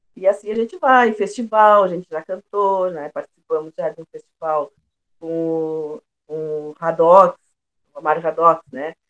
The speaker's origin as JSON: {"language": "Portuguese", "town": "Pelotas", "region": "Rio Grande do Sul", "country": "Brazil", "tie": "born or raised there", "said": "Sou pelotense, nasci aqui em Pelotas no dia 13 de setembro de 1962."}